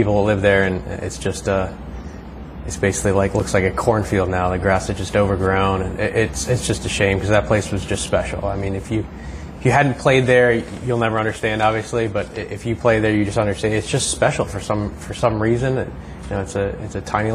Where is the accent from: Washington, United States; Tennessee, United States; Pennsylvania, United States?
Pennsylvania, United States; Bethlehem; moved away as an adult; now in Maryland, United States; I am originally from Pennsylvania, about an hour north of Philadelphia, Lehigh Valley, Bethlehem, Pennsylvania. I grew up there, spent the first 22 years of my life there